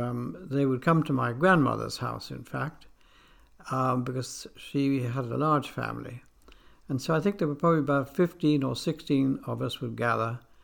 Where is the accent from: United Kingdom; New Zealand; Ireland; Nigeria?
United Kingdom; England; also born or lived in Argentina; I was born in England, but I spent a number of years in the Argentine before coming back to England to go to school